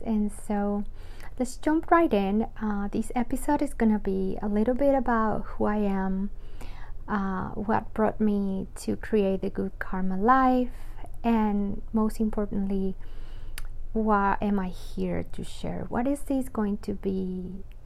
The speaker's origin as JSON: {"language": "English", "town": "Medellín", "region": "Antioquia", "country": "Colombia", "tie": "born or raised there", "moved": "as an adult", "said": "I was born in Colombia, full Colombian, and I was born in Medellin. So you might not know the name of my city"}